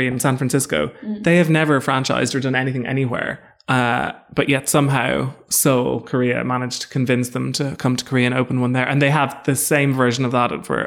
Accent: Ireland; I don't feel like I had a a really traditional Irish foodie upbringing.

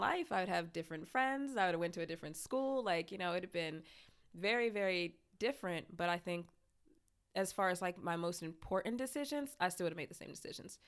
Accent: Lansing, Michigan, United States; born or raised there; moved away

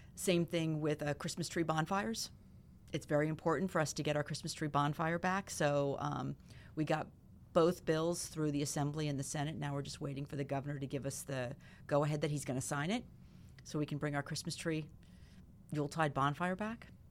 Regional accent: Clinton, New Jersey, United States; I grew up in Clinton, so I graduated Clinton Public in North Hunterdon

